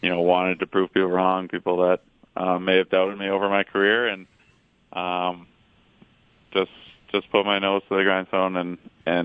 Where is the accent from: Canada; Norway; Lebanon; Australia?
Canada; Toronto, Ontario; as a kid growing up in Toronto